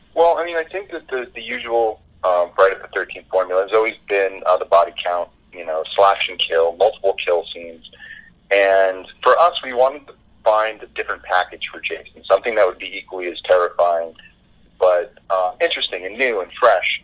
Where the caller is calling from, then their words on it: Los Angeles, California, United States; Calling in from Los Angeles, California.